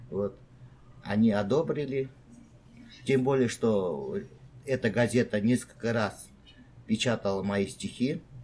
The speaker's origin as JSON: {"language": "Russian", "region": "Tashkent", "country": "Uzbekistan", "moved": "as an adult", "lives_now": "South Korea", "said": "я из Ташкента, приехал в Корею"}